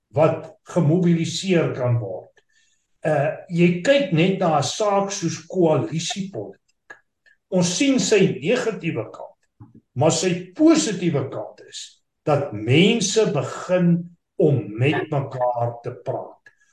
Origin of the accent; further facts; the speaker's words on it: South Africa; as Suid-Afrikaners